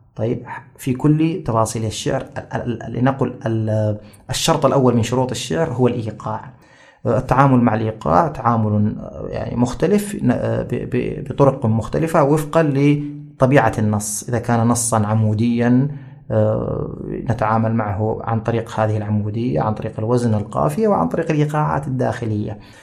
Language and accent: Arabic; Jeddah, Makkah Province, Saudi Arabia; also born or lived in Riyadh; أنا من أبناء جدة يعني آه، يعني صحيح أنني ولدت في الرياض لكني لم أعش في الرياض إلا شهورا بسيطة ثم أحضرنا أبي إلى جدة ومن يومها وأنا جداوي